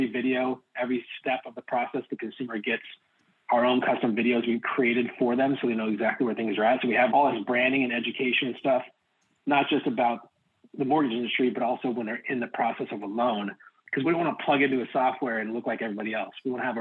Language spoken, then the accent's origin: English; Oregon, United States; I'm from Oregon